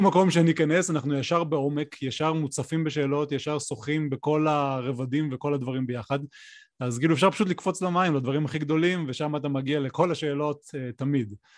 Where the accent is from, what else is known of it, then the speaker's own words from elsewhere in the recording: the Center, Central Israel, Israel; now in Mitzpe Ramon, Israel; אני גר במצפה רמון עם משפחתי, אמ, אני במקור מהמרכז, אבל אני הרבה שנים כבר אה, בדרום